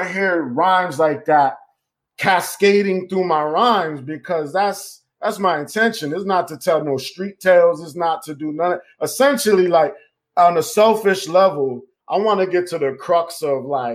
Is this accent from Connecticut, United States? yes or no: yes; Connecticut, United States; moved away; also born or lived in New York; I was born in Connecticut